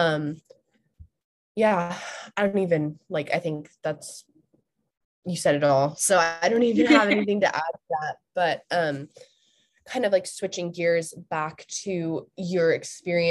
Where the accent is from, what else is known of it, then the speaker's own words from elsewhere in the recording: Santa Barbara, California, United States; I grew up in Santa Barbara, Ventura area